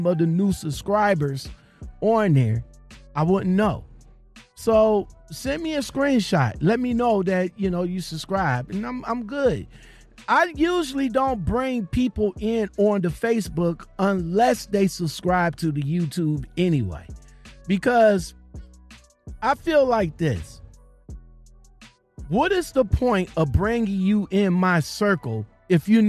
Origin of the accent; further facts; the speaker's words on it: Ohio, United States; I'm from Ohio